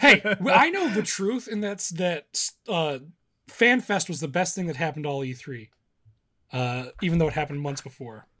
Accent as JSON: {"language": "English", "region": "Midwest", "country": "United States", "said": "I'm from the Midwest"}